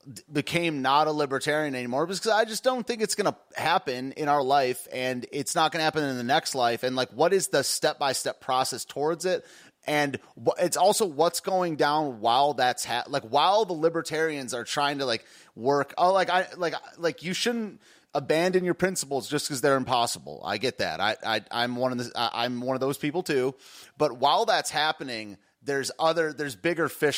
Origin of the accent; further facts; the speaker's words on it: United States; I'm not Spanish. I'm American